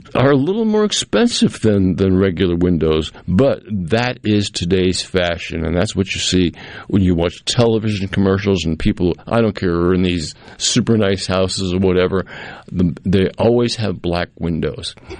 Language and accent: English; Cape Cod, Massachusetts, United States; now in Jackson, United States; growing up on Cape Cod as a young man